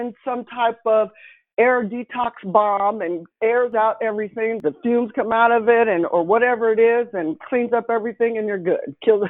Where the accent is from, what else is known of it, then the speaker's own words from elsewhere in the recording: Northern California, United States; moved away; also born or lived in Kansas; I was born in Kansas. I was raised in Northern California.